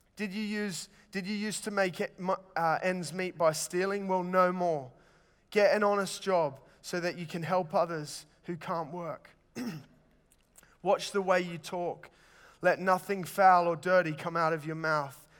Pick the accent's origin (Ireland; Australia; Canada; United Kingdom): Australia; Sydney, New South Wales; moved away; it was really hot growing up in Sydney.